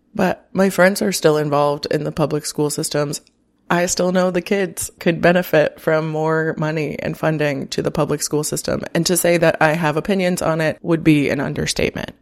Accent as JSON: {"language": "English", "region": "Florida", "country": "United States", "tie": "born or raised there", "moved": "as an adult", "lives_now": "Chicago, United States", "said": "I grew up in Florida"}